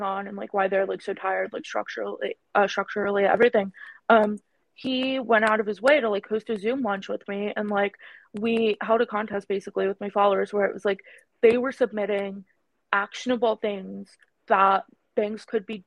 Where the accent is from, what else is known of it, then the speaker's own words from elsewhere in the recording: New York City, New York, United States; accent: vocal fry; I'm Indian, like, culturally. And even though I was born and raised here